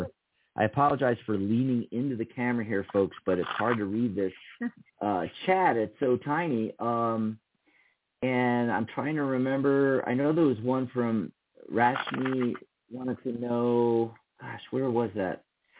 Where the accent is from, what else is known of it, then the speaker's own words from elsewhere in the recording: California, United States; I was a … from Southern California. And, you know, almost the same age. You know, I'm 58.